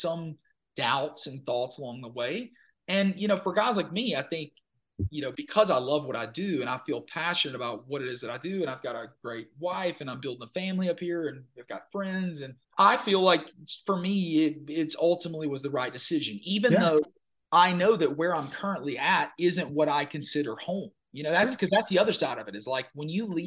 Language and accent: English; Minden / Cotton Valley, Louisiana, United States; moved away as an adult; now in Nashville, United States; I had a huge like affinity for my hometown. Like I loved my hometown. And I always thought I was going to move back. I was like, I'll move back to like Minden or something, or right up the road from Cotton Valley